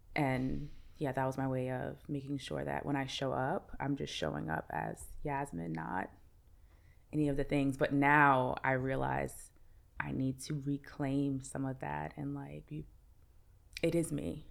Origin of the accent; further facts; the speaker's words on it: New York City, New York, United States; I'm from Brooklyn